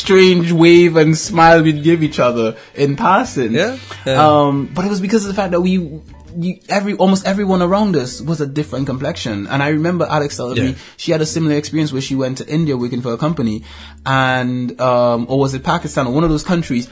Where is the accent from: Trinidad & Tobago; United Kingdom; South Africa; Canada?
Trinidad & Tobago; moved away; I grew up in Trinidad and Tobago